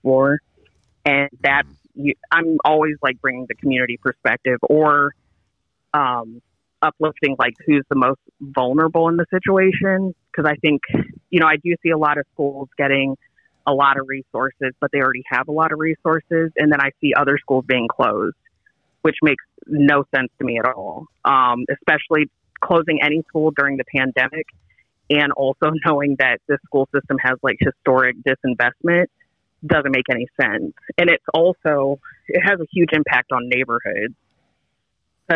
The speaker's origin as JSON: {"language": "English", "region": "southeast corner of Arizona", "country": "United States", "tie": "born or raised there", "moved": "yes", "lives_now": "Baltimore, United States", "said": "I'm actually from Southwest Arizona, or the southeast corner of Arizona is where I grew up"}